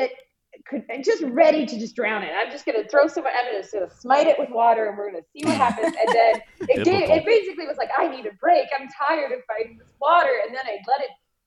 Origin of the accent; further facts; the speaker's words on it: Alberta, Canada; I grew up in Alberta as a kid